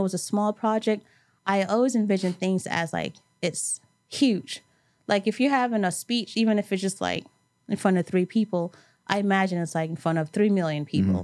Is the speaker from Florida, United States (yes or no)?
no; New York City, New York, United States; growing up in New York, and specifically, I grew up in Brooklyn, but went to school in Manhattan.